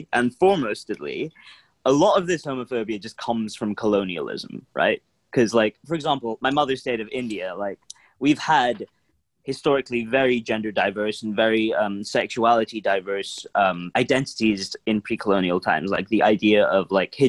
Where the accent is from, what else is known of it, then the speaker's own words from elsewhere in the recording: London, United Kingdom; my home country is London.